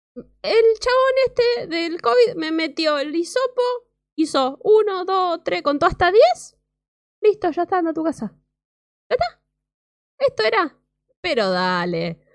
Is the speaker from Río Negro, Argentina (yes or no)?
no; Mar del Plata, Buenos Aires Province, Argentina; mi ciudad de Mar del Plata